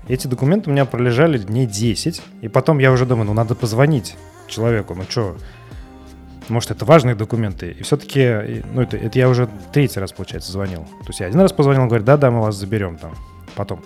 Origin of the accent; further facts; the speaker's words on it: Samara, Samara Oblast, Russia; now in Serbia; я из Самары